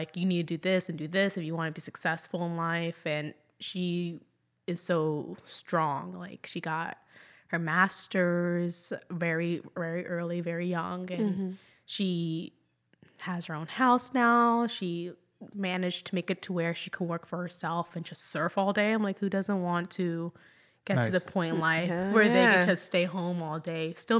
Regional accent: Jacksonville, Florida, United States; also born or lived in Sicily, Italy; I was born in Jacksonville Beach, Florida.

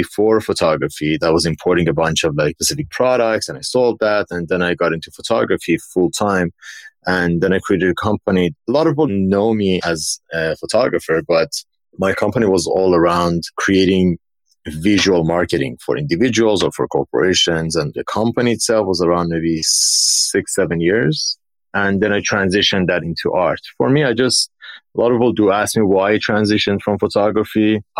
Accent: Dubai, United Arab Emirates; also born or lived in Iran; So I grew up in Dubai. No, moving to Dubai from Iran was such a culture shock for me. Like I moved there when I was like around 11.

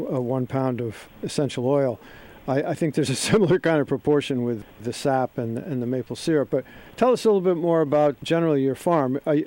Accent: Westport, Connecticut, United States; I grew up in Westport

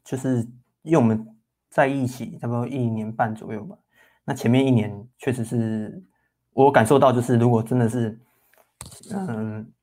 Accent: Taoyuan, Taiwan; moved away as an adult; now in Hsinchu, Taiwan; 我们都是桃园人啊，只是我们，我们刚好都在新竹工作这样子

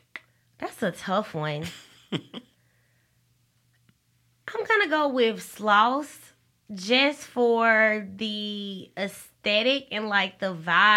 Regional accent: Alabama, United States; So when I go out of town and I tell people that I'm from Alabama, that is normally the first question that they ask.

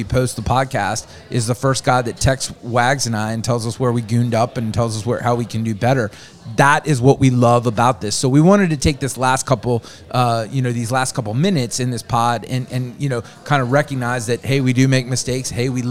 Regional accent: Southern Maryland, United States; I grew up in Southern Maryland.

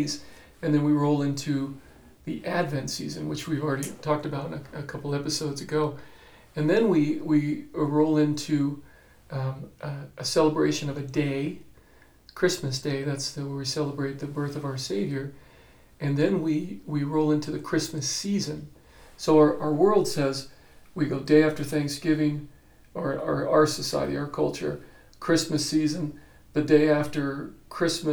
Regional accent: Phoenix, Arizona, United States; now in Gallup, United States; I grew up in Phoenix

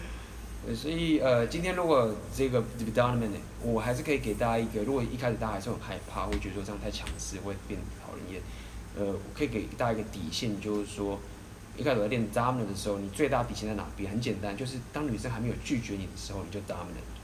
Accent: Taiwan; 以我们台湾人的话，大部分都是safe很礼貌

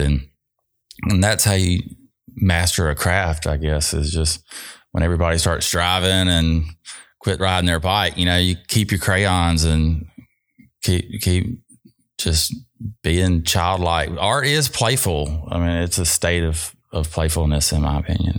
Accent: Jackson, Mississippi, United States; I'm from South Jackson, so I'm born and raised here

